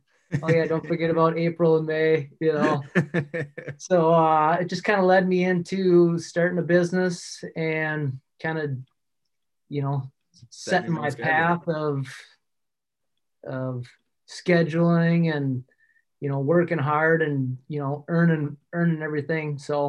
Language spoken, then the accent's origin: English; La Crosse, Wisconsin, United States; also born or lived in western United States; Yeah, I was born and raised in La Crosse, Wisconsin. Kind of moved out west for a little while in my late teens, early 20s, but ventured back home.